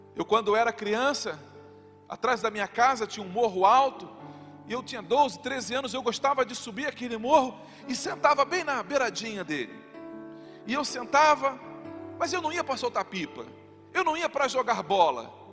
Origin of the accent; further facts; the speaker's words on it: Rio de Janeiro, Brazil; me chamam me adjetivando pela cidade de onde eu sou, do Rio de Janeiro